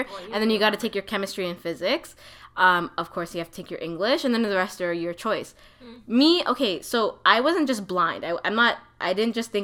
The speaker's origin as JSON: {"language": "English", "town": "Toronto", "region": "Ontario", "country": "Canada", "tie": "born or raised there", "said": "I grew up in Toronto."}